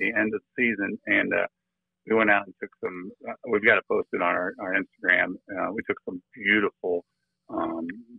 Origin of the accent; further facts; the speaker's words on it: Illinois, United States; moved away as an adult; now in Florida, United States; We're originally from Illinois, along the Mississippi River